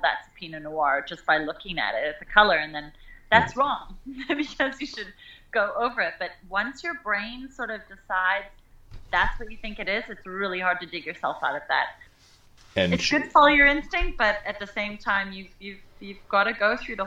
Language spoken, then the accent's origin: English; Okanagan, British Columbia, Canada; moved away as an adult; also born or lived in South Africa; coming back with these sort of fresh tourist eyes to my hometown, to my home